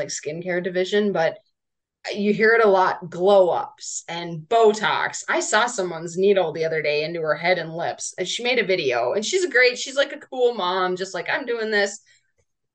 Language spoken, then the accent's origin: English; North Dakota, United States; we grew up in North Dakota.